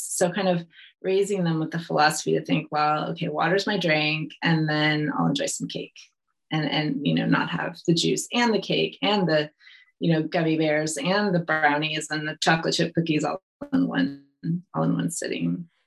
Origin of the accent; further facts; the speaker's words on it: California, United States; moved away as an adult; also born or lived in Italy; I'm from California